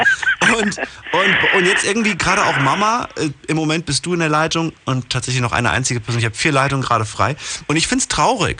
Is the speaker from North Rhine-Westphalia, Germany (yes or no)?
no; Thuringia, Germany; moved away; bei uns in Thüringen